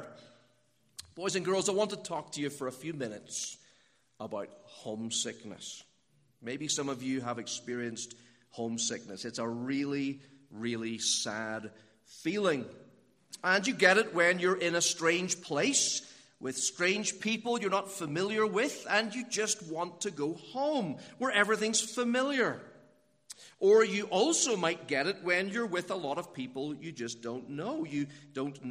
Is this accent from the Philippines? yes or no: no; Northern Ireland, United Kingdom; now in Pittsburgh, United States; you might have guessed from the way I speak that I'm not from America. I'm from Northern Ireland, and that means I'm a British citizen